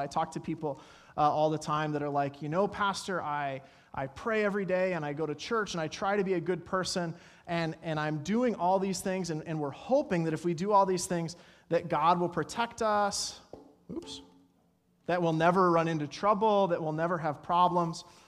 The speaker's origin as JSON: {"language": "English", "region": "Colorado", "country": "United States", "tie": "born or raised there", "said": "growing up in Colorado"}